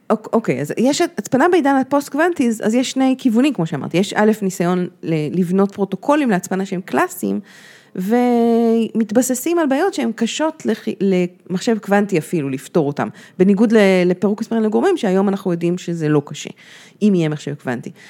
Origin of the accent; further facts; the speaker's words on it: Washington, United States; born there; אני נולדתי בפה וושינגטון.